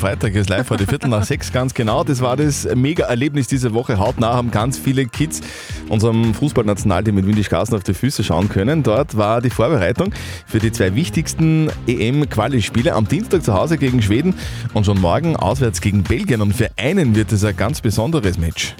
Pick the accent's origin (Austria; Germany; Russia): Austria; Upper Austria; 438 einzigartige, großartige und wunderschöne Gemeinden gibt es bei uns in Oberösterreich